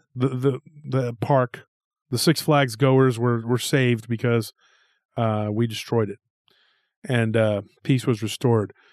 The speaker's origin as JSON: {"language": "English", "town": "Taylor", "region": "Texas", "country": "United States", "tie": "born or raised there", "said": "in Taylor, Texas, my hometown"}